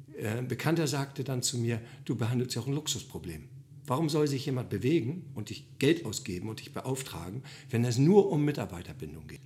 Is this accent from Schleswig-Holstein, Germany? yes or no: yes; Bad Oldesloe, Schleswig-Holstein, Germany; ich komme aus Oldesloe